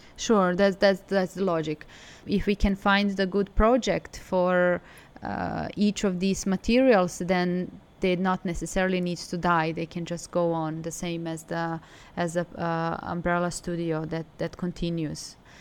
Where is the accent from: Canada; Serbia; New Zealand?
Serbia; Belgrade; moved away as an adult; also born or lived in Milan; now in Hangzhou, China; I'm from Serbia. I'm from Belgrade.